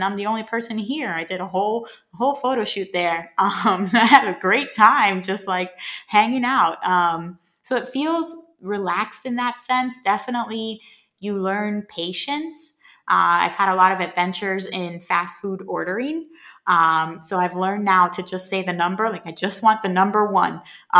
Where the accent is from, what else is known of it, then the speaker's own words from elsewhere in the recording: Puerto Rico; And I'm like, I'm from Puerto Rico. And it's, you know, people don't believe it.